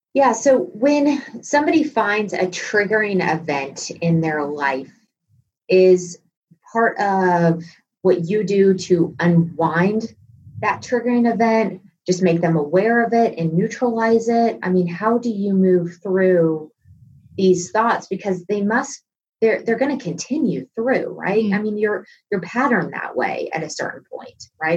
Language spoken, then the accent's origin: English; Texas, United States; moved away; I was from Texas at this time